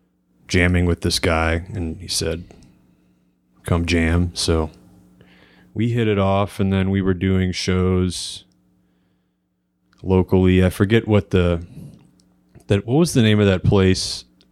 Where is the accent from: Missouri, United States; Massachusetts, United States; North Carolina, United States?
Missouri, United States; Ferguson; I grew up in Ferguson, Missouri.